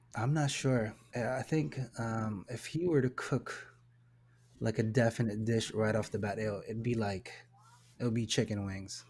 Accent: Philippines; I am Filipino

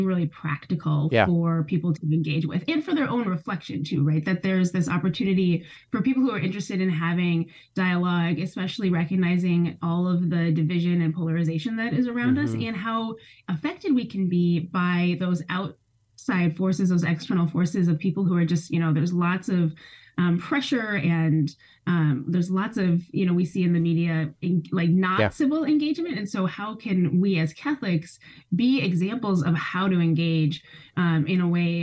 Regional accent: Milwaukee, Wisconsin, United States; moved away; also born or lived in Chicago, Illinois; I was born in Chicago on the South Side, and a Midwesterner through and through. I grew up in Milwaukee mostly

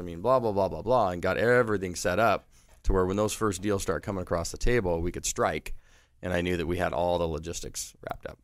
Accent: San Diego, California, United States; being born and raised in San Diego

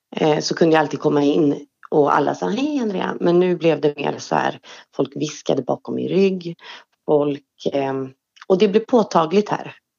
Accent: Trollhättan, Västra Götaland, Sweden; also born or lived in Östersund; Jag är född i Östersund, uppvuxen i Trollhättan

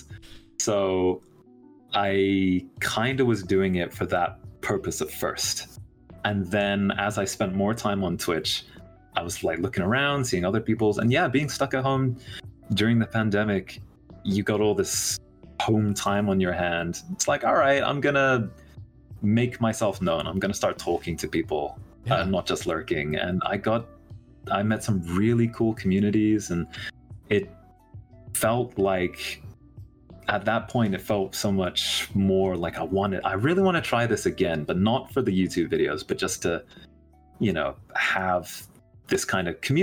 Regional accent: United Kingdom; moved away as an adult; now in Thailand; I'm half British, half Thai on my mother's side. I don't really look very particularly Asian, but... because of that, I have dual nationality. I'm British.

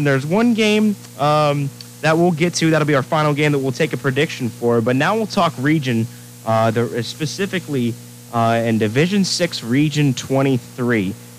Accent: Licking County, Central Ohio, United States; where I'm from in Central Ohio. I'm from Licking County.

